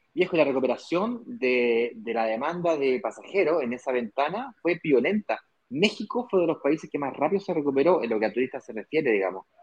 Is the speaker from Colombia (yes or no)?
no; Chile; yo como chileno